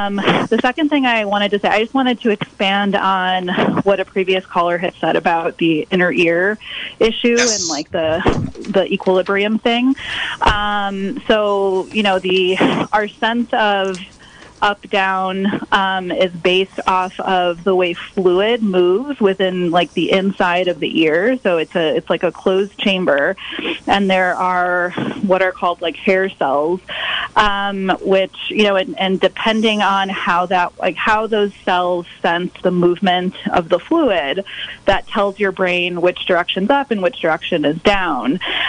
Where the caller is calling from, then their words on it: Sonoma County, California, United States; I'm calling from Sonoma County, which is from where I will be calling moving forward.